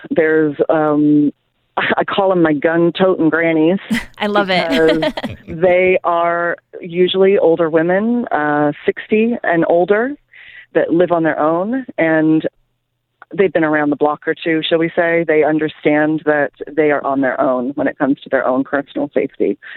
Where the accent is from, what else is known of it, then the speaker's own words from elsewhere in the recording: Canada; also born or lived in England; now in United States; my husband's from Brazil. I'm from Canada and England.